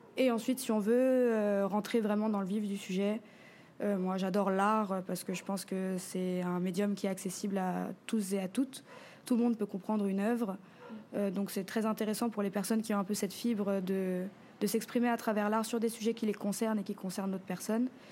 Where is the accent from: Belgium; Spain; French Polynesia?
French Polynesia; Papara; also born or lived in Paris region, France; j'ai grandi ici en Polynésie sur la côte ouest à Papara